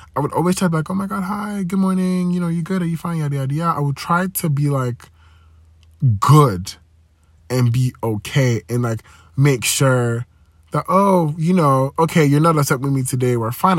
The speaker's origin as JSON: {"language": "English", "country": "Nigeria", "tie": "born or raised there", "said": "growing up in Nigeria, you know, religion, Christianity"}